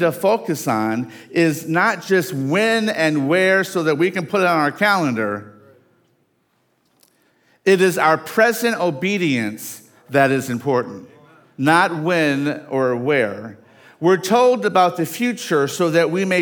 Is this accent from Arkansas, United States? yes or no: yes; Dumas, Arkansas, United States; moved away; I came from Dumas, Arkansas